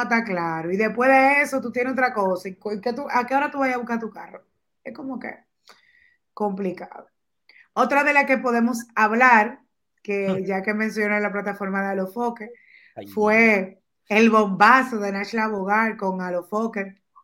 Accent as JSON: {"language": "Spanish", "country": "Dominican Republic", "said": "como dominicanos que somos todos"}